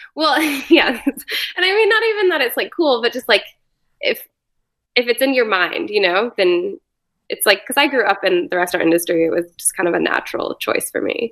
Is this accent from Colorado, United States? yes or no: yes; Boulder, Colorado, United States; moved away as an adult; also born or lived in San Francisco / New York; I grew up in Boulder